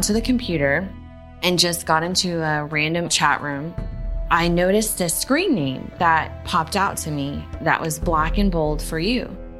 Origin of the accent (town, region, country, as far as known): Fort Hood, Texas, United States; born or raised there; moved away as an adult; also born or lived in El Paso, Texas